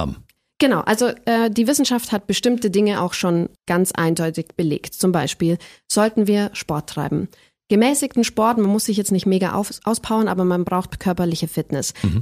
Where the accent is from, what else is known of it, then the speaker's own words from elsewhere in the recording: Ellerbach, Bavaria, Germany; first language German; also born or lived in Lauingen; ich bin in Lauingen geboren, einer Großstadt aus bayerischer Sicht, aber ich bin aufgewachsen in einem 300-Seelendorf, das Ellerbach heißt